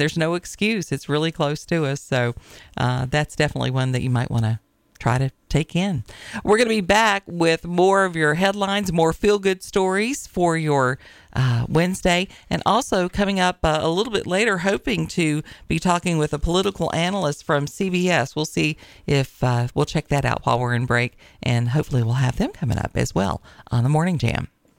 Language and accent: English; Tennessee, United States; also born or lived in Virginia; It was interesting to me once I moved to Virginia, because I was from Tennessee originally